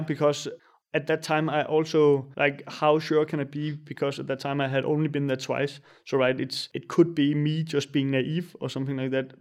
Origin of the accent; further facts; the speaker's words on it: small town north of Funen, Southern Denmark, Denmark; English is a second language; moved away; also born or lived in Jutland / Berlin, Germany / Copenhagen, Denmark; I'm from Denmark. I come from a small town north of Fyn, where we had, like, three thousand citizens in the city.